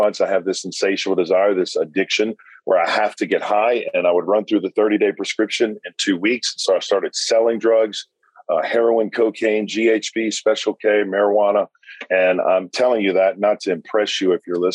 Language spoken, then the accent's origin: English; South Louisiana, United States; now in Hendersonville, United States; I was raised in South Louisiana